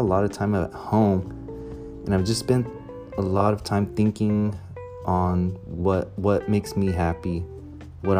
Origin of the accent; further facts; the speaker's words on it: Ventura, California, United States; also born or lived in Santa Maria, California; I grew up right here in Ventura